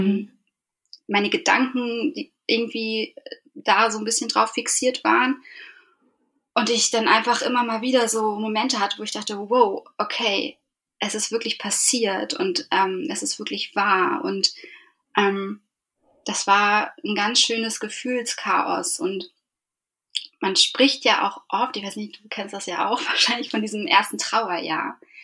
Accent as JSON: {"language": "German", "town": "Eckernförde", "region": "Schleswig-Holstein", "country": "Germany", "tie": "born or raised there", "moved": "yes", "lives_now": "Hamburg, Germany", "said": "ursprünglich komme ich aber aus Eckernförde und bin dort mit meiner Mutter und meinem Bruder aufgewachsen"}